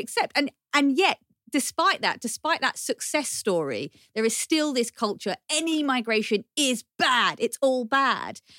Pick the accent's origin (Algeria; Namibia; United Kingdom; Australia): United Kingdom; we're not immigrants, we're British born. Yeah. We are British